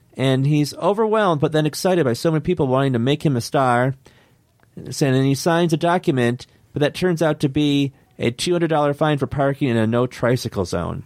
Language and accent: English; Detroit, Michigan, United States; I am from Detroit